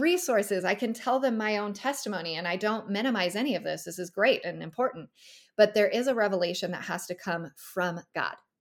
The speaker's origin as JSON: {"language": "English", "region": "California", "country": "United States", "also_born_or_lived": "Northern Nevada", "moved": "as an adult", "lives_now": "Tennessee, United States", "said": "I'm originally from California"}